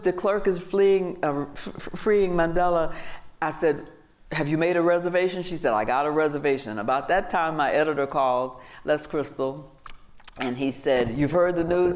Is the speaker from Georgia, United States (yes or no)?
yes; Georgia, United States; I grew up again in Georgia.